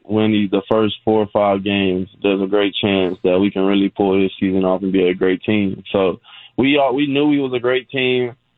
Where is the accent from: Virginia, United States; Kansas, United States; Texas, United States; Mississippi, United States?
Texas, United States; Fort Worth; moved away; also born or lived in San Antonio, Texas; my hometown, Fort Worth